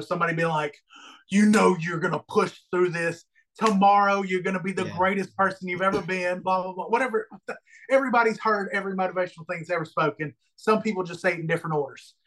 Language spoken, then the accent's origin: English; Alabama, United States; I'm from Alabama